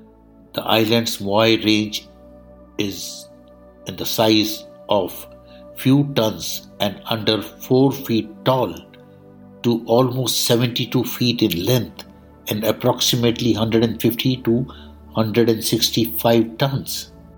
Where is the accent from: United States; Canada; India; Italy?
India